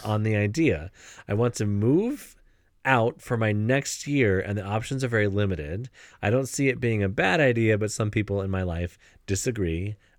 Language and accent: English; Ohio, United States; I was born in Ohio